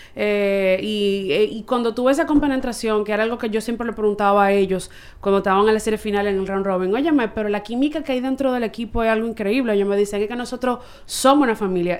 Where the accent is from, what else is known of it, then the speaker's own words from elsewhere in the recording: Santo Domingo, Distrito Nacional, Dominican Republic; soy de aquí, de Santo Domingo